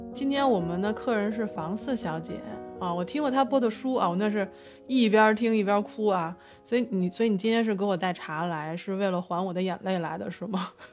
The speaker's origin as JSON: {"language": "Chinese", "region": "Beijing", "country": "China", "tie": "born or raised there", "said": "我北京人嘛，我们都是从嗯。小就是喝花茶，就是那个啊茉莉花儿"}